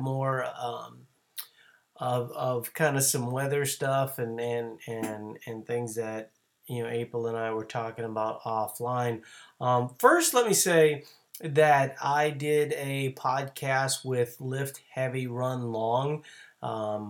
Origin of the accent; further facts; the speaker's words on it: New Orleans, Louisiana, United States; now in Minnesota, United States; I'm originally from New Orleans